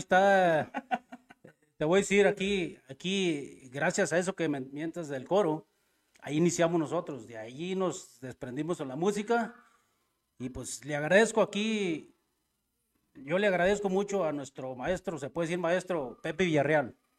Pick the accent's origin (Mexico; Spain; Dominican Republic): Mexico; Rancho de Arriba, Jalpa, Zacatecas; Somos originarios del Rancho de Arriba, el …